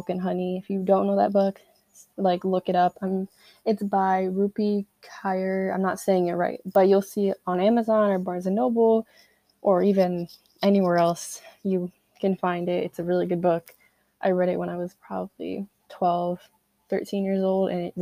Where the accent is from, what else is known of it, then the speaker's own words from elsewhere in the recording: Connecticut, United States; I'm 16, I'm from Connecticut, junior in high school